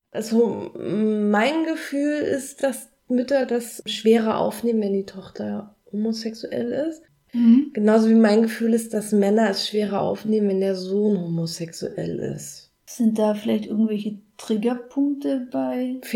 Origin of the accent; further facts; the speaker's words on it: Berlin, Germany; Und ich bin in Berlin groß geworden. Es war, es war immer da. Ist nicht Bodensee, ne?